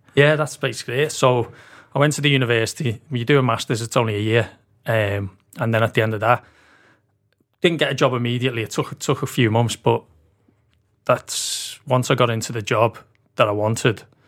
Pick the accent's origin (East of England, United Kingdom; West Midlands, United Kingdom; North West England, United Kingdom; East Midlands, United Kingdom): North West England, United Kingdom; Liverpool; moved away as an adult; also born or lived in Aberdeen, Scotland / London; now in Liverpool, United Kingdom; I grew up in, uh, Walton, Walton Village.